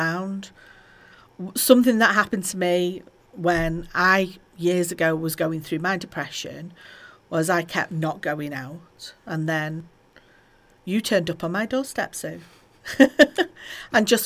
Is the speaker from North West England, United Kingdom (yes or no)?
yes; Halton, North West England, United Kingdom; Just down the road from here in Halton, my hometown